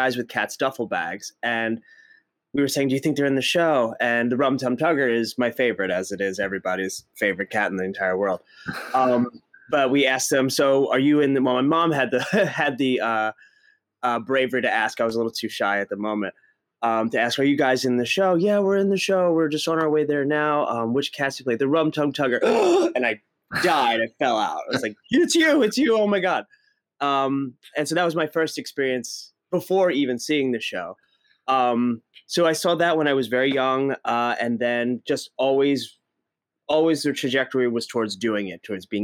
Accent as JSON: {"language": "English", "area": "just outside of Philadelphia", "region": "Pennsylvania", "country": "United States", "tie": "born or raised there", "said": "I grew up just outside of Philadelphia"}